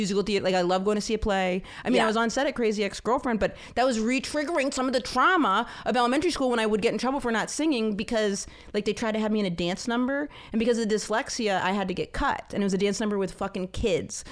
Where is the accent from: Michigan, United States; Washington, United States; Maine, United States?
Maine, United States; rural; We didn't have ESL in rural Maine